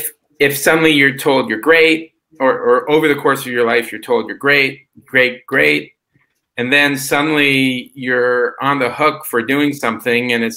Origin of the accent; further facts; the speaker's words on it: San Francisco, California, United States; I grew up in San Francisco in the 80s